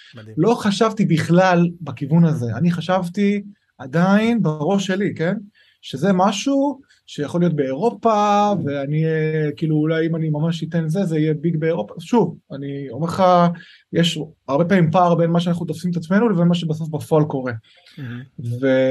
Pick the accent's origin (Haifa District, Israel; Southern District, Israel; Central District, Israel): Central District, Israel; Lod; also born or lived in Shapira, Tel Aviv; now in Jaffa, Israel; אני במקור מלוד